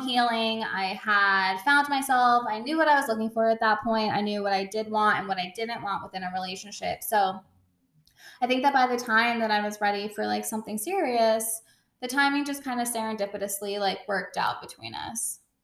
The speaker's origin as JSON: {"language": "English", "region": "California", "country": "United States", "moved": "yes", "lives_now": "Brooklyn, United States", "said": "I'm from California"}